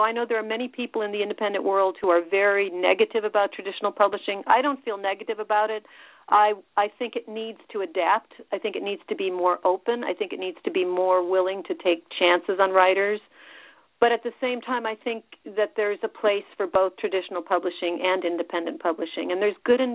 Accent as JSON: {"language": "English", "town": "Richmond", "region": "Illinois", "country": "United States", "tie": "born or raised there", "also_born_or_lived": "Chicago, Illinois / Crystal Lake, Illinois / Champaign-Urbana, Illinois", "moved": "as an adult", "said": "I grew up in Illinois. I was born in Chicago, and then when I was very young, my family moved up to a very tiny farm town in northern Illinois called Richmond, and I did my high school years in Crystal Lake"}